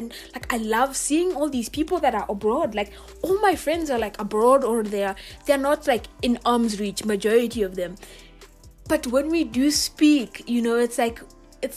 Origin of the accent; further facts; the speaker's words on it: Kenya; first language Swahili; English is a second language; moved away as an adult; I went abroad as a Kenyan and I lived.